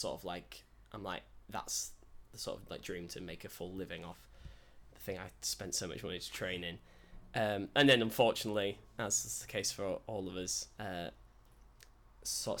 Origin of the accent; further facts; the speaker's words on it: Hull, Yorkshire and the Humber, United Kingdom; moved away; I'm from Hull originally.